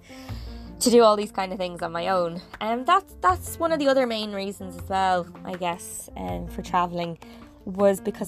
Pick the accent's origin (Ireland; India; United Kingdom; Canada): Ireland; moved away as an adult; growing up in Ireland